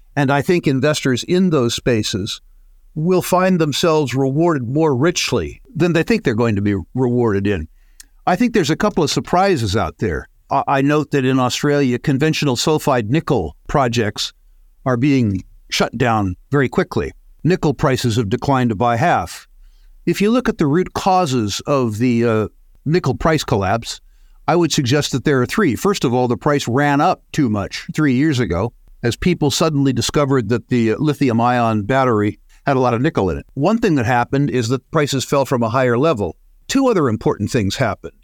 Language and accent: English; United States; being an American